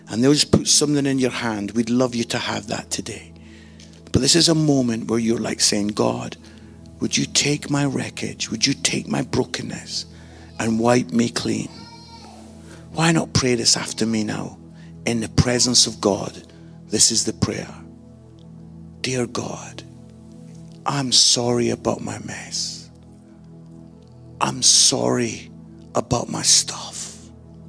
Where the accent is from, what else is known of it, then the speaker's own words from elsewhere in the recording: Scotland, United Kingdom; I'm Scottish